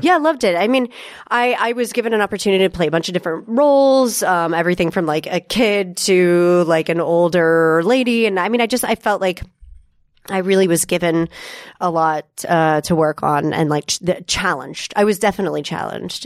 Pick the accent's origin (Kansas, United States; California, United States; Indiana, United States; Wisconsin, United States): Kansas, United States; Topeka; moved away as an adult; also born or lived in Galesburg, Illinois; grew up in Topeka, Kansas.